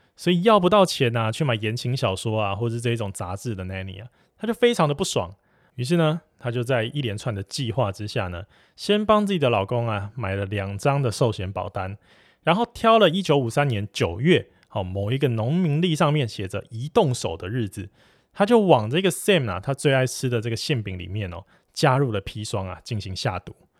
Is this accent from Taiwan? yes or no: yes; Taiwan; 我们台湾这边